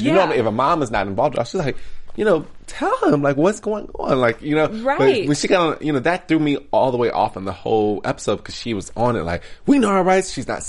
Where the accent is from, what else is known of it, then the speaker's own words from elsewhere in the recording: Cleveland, Ohio, United States; I am from Cleveland, so yeah. I say pop.